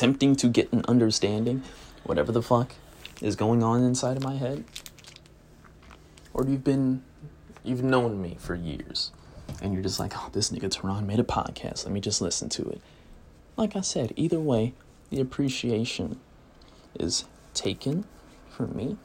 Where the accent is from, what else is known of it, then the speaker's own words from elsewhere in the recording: United States; I'm English, I'm American